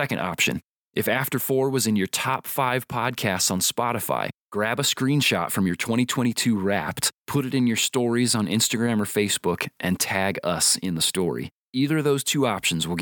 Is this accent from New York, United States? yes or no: no; Indiana, United States; I'm also from Indiana